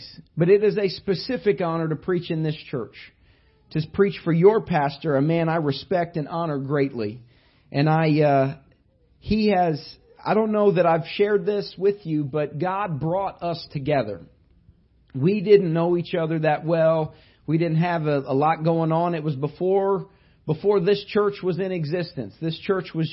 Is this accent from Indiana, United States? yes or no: yes; Indiana, United States; But I grew up in Indiana. I was born not very far from where Larry Bird was born.